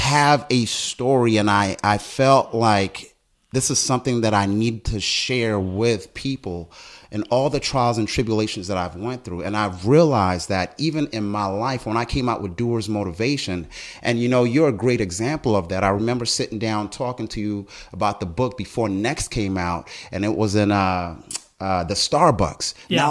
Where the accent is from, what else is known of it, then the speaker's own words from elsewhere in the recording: South Africa; also born or lived in Botswana; now in United States; You know, I was born in Botswana. Long story short, and you'll see this, it's all in the book. South African, came to America because of apartheid.